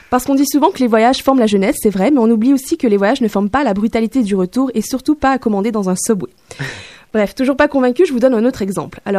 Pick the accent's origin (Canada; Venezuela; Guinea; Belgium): Guinea; moved away; also born or lived in Hanoi, Vietnam; J'ai grandi en Guinée-Conakry, mais après, il y avait la guerre au Sierra Leone et la frontière était envahie de rebelles, donc on a quitté pour Hanoï, c'est au Vietnam.